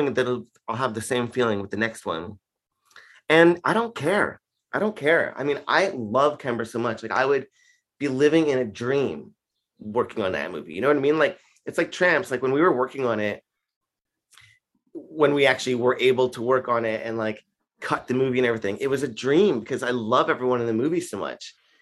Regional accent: Canada; I'm from Canada

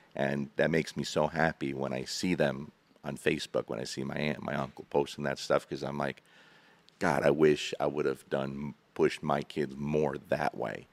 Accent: New Jersey, United States; moved away as an adult; now in Kentucky, United States; I'm from New Jersey, born and raised

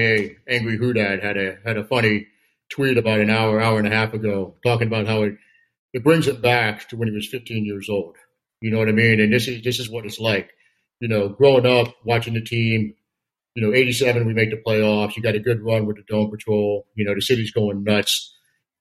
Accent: New Orleans, Louisiana, United States; I'm from New Orleans

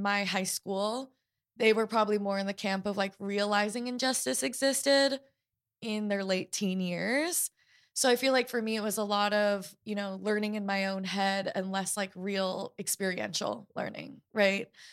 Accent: Portland, Oregon, United States; I was growing up in Portland, Oregon

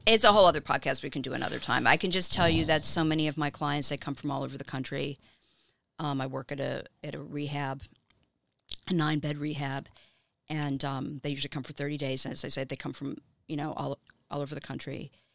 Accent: Miami, Florida, United States; now in Los Angeles, United States; I'm from Miami

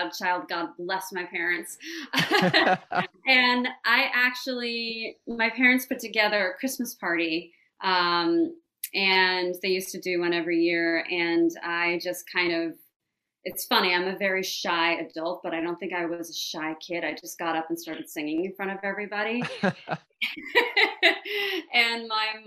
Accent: New York City, New York, United States; also born or lived in Nashville; I grew up in a part of the city called Greenwich Village

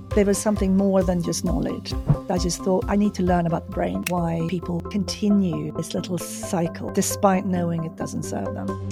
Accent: Stockholm, Stockholm County, Sweden; moved away as an adult; also born or lived in Los Angeles; I'm from Sweden, I'm from Stockholm

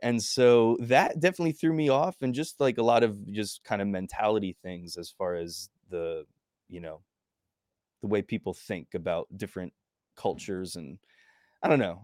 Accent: New Jersey, United States; moved away as an adult; also born or lived in New York / Mexico; now in Mobile, United States; I grew up in New Jersey

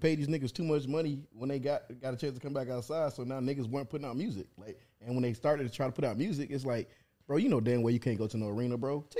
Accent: Atlanta, Georgia, United States; born or raised there; also born or lived in North Carolina

